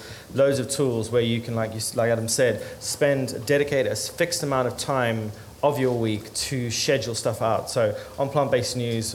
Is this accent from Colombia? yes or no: no; Zimbabwe; moved away as an adult; now in England; I was born in Zimbabwe. When I came to England when I was 19